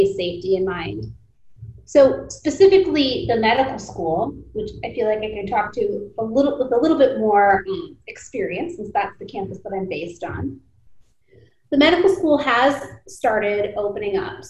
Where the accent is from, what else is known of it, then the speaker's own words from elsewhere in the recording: United States; growing up as a first generation American, I would spend a lot of time traveling back and forth between India when we were on summer vacation, and then spending the school year here